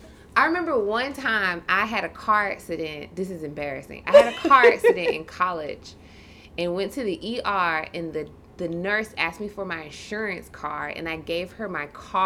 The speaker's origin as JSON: {"language": "English", "country": "United States", "tie": "born or raised there", "said": "being Black American, I guess. Like, being born here"}